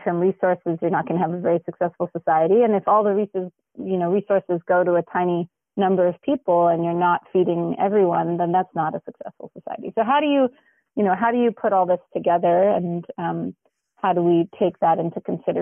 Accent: Los Angeles, California, United States; I grew up in the San Fernando Valley

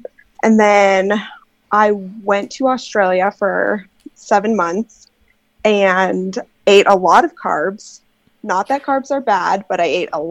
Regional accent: Canada; I am not from the Midwest, but I am from Canada

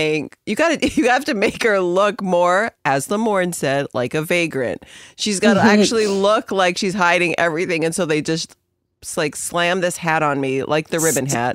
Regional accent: Canada; I'm Canadian.

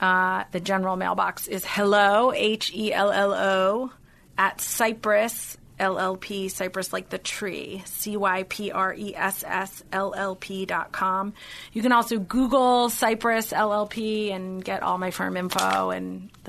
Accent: South Africa; So when someone wants to cast me in a movie as the South African, I can only have one line.

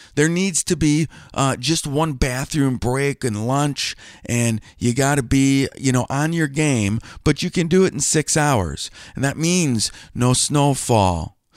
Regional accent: Wisconsin, United States; moved away as an adult; also born or lived in Cincinnati, Ohio; I grew up in Wisconsin

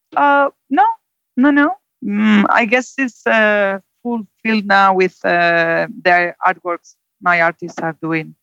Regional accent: Zaragoza, Aragon, Spain; English is a second language; moved away as an adult; also born or lived in London; now in Santander, Spain; I'm from Zaragoza. It's more or less in between Barcelona and Madrid

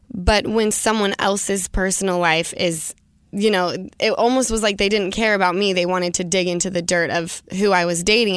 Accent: Salt Lake City, Utah, United States; growing up in Utah, obviously, it's very conservative

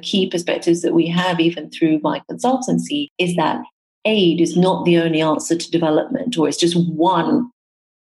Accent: Nairobi, Kenya; the starting point is definitely where I was born in Kenya. Being brought up in a developing country

